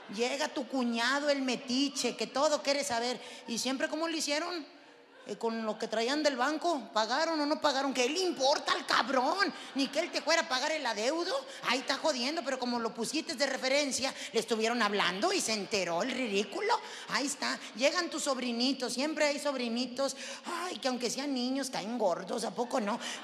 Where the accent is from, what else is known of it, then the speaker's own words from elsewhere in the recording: Zacatecas, Mexico; yo soy de Zacatecas